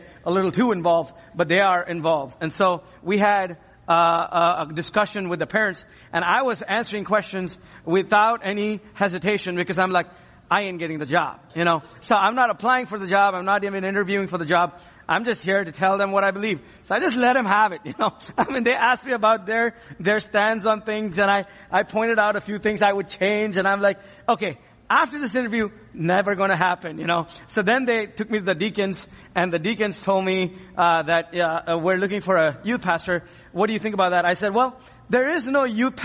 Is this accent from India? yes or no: yes; India; now in Ann Arbor, United States; I am from India